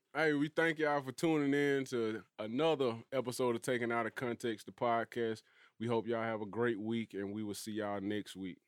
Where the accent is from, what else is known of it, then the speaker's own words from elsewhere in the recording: Birmingham, Alabama, United States; from Birmingham.